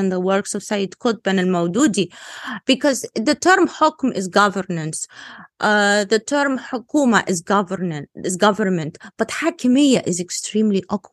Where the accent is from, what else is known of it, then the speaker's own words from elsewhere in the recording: Egypt; first language Arabic; English is a second language; I come from Egypt